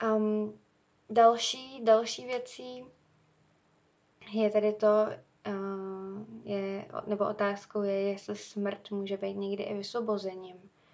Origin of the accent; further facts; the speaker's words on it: Czechia; u nás v Čechách